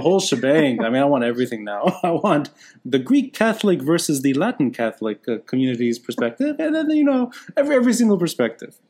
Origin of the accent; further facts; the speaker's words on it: Beirut, Beirut Governorate, Lebanon; also born or lived in Tripoli, Lebanon; Beirut, I am a Beiruti, but I'm originally originally from Tripoli